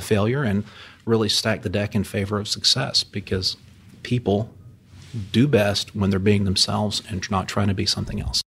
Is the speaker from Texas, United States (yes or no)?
yes; Houston, Texas, United States; was here in Houston as a kid growing up in the Houston area with my dad